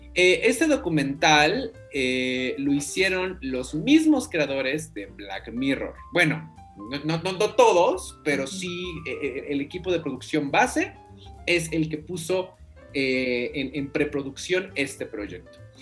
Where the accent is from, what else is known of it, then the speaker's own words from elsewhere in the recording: Mexico; entendernos como mexicanos